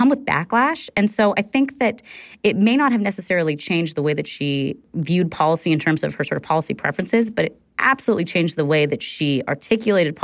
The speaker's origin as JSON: {"language": "English", "region": "California", "country": "United States", "said": "as a Californian"}